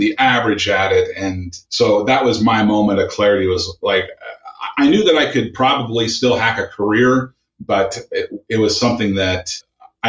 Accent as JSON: {"language": "English", "area": "the Northwest", "region": "Pacific Northwest", "country": "United States", "tie": "born or raised there", "said": "I grew up in the Northwest. My father was a Microsoft employee."}